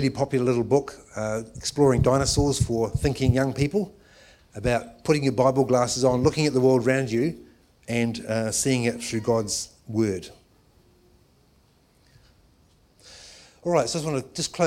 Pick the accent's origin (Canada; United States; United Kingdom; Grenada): United Kingdom; England; now in New Zealand; I'm actually Pākehā Pākehās because I was born in England